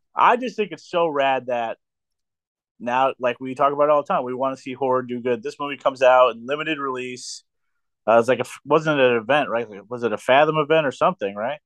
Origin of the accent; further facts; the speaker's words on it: New York, United States; also born or lived in Maryland; now in Pennsylvania, United States; I'm from New York